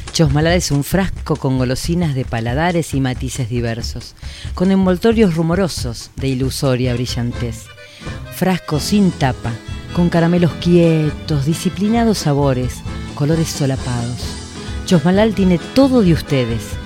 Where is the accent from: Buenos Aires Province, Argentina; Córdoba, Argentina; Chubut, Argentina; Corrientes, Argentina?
Buenos Aires Province, Argentina; Chacabuco; moved away as an adult; also born or lived in La Plata; now in Chos Malal, Argentina; Nací en Chacabuco, provincia de Buenos Aires. Allí viví 17 años